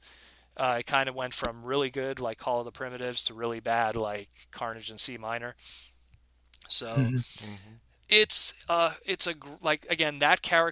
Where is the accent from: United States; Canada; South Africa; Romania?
Canada; I'm Canadian